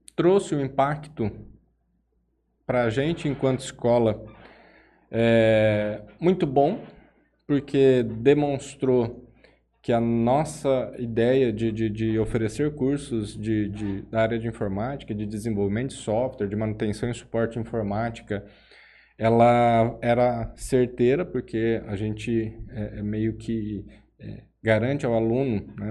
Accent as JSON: {"language": "Portuguese", "town": "Jales", "region": "São Paulo", "country": "Brazil", "tie": "born or raised there", "also_born_or_lived": "Araçatuba / São Carlos / São José dos Quatro Marcos", "said": "eu sou natural de Jales, né? É... Minha família é daqui"}